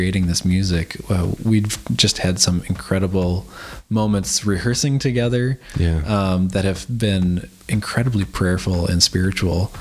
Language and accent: English; United States; now in Adelaide, Australia; as an American citizen